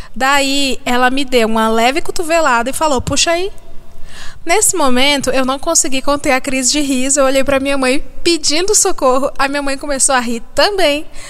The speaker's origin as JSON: {"language": "Portuguese", "region": "Ceará", "country": "Brazil", "moved": "yes", "said": "Eu sou do estado do Ceará"}